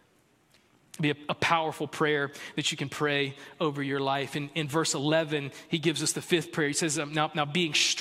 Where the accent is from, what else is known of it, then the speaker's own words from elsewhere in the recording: South Carolina, United States; I'm from South Carolina. I was born and raised in South Carolina